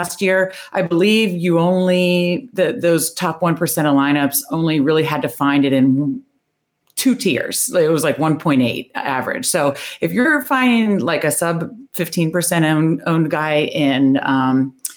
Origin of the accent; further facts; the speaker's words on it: Northern Virginia, United States; now in Baltimore, United States; I grew up in Northern Virginia. I now live in Baltimore, so I'm a Washington fan in Ravens country, but I grew up in Northern Virginia